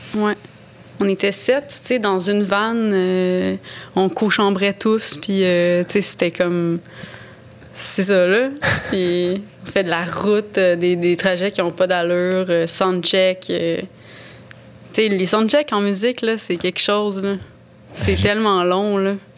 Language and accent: French; Gaspésie, Quebec, Canada; first language French; moved away; j'ai grandi en Gaspésie